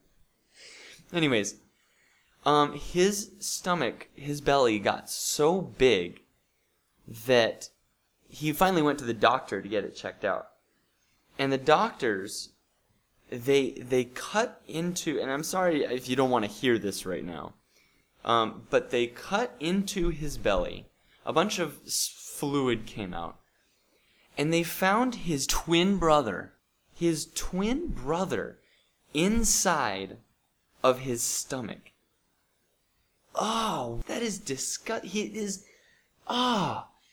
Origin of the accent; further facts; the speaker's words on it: Bozeman, Montana, United States; moved away; So we went to Bozeman, Montana, and uh, which is my hometown